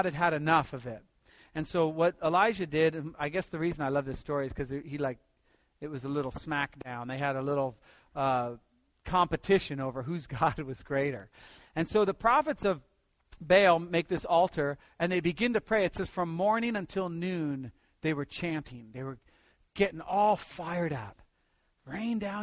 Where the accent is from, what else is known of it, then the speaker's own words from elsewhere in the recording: Pasadena, California, United States; also born or lived in New Jersey; When I grew up, we lived in Pasadena. I moved from New Jersey to Pasadena